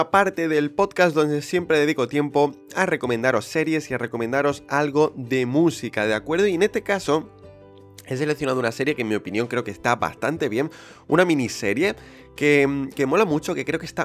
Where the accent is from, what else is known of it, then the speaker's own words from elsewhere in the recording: Spain; Para los que nos queremos ir a vivir a Londres si somos españoles.